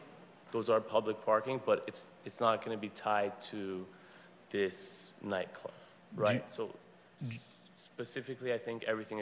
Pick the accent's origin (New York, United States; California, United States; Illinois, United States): California, United States; Los Angeles; For 30 years, my father ran the Olympic Collection Banquet and Conference Center on the corner of Olympic and Sawtelle, and I grew up in that kitchen